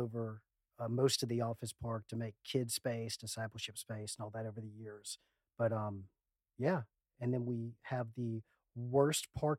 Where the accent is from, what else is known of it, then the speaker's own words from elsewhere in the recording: Macon, Georgia, United States; also born or lived in California; originally from Macon.